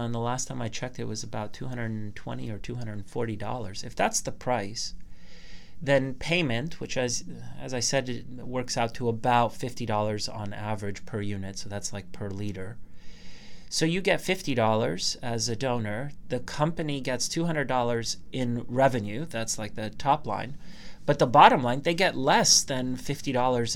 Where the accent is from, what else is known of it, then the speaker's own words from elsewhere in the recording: Canada; I'm Canadian